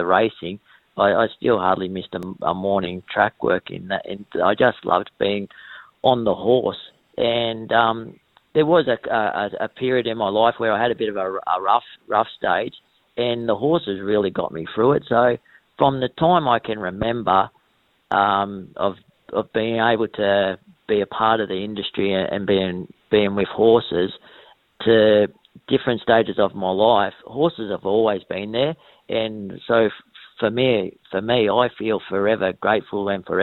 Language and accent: English; Wagga Wagga, New South Wales, Australia; also born or lived in Berrigan, New South Wales / Corowa, New South Wales / Wodonga, Victoria; moved over here when I was about 3 or 4 years old